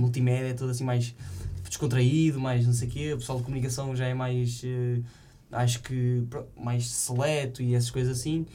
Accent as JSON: {"language": "Portuguese", "town": "Santo Tirso", "region": "Norte", "country": "Portugal", "moved": "as an adult", "said": "sou de São Tirso, né? Mas depois sou de uma aldeia que é Monte Córdoba."}